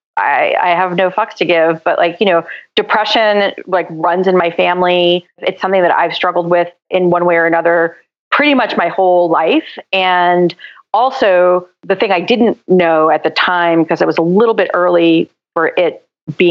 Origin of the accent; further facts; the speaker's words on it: New York City, New York, United States; also born or lived in San Francisco; I grew up in Queens, in Forest Hills, in an apartment